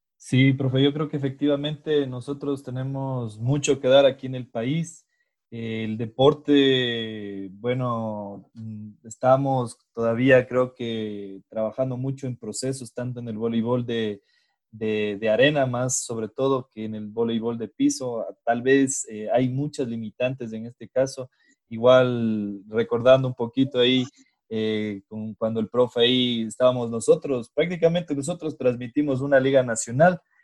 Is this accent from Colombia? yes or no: no; Ecuador; eso es lo que nos falta, creo que a los ecuatorianos